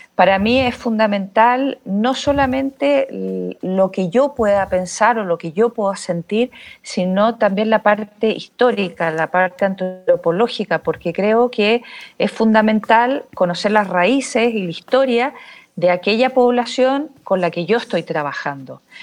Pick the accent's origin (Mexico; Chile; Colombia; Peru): Chile; moved away as an adult; also born or lived in Barcelona, Spain; soy chilena, pero salí de Chile a los 26 años eh, para hacer un doctorado en fotografía y vídeo eh, en la Universidad de Barcelona